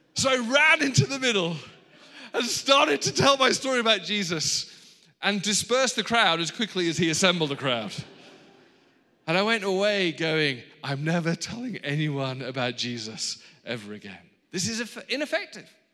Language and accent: English; England, United Kingdom; now in Los Angeles, United States; I'm from England, but I have married an Australian